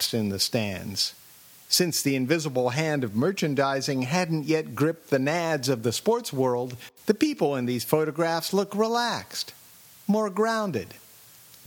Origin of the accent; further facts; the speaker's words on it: Los Angeles, California, United States; I'm from Los Angeles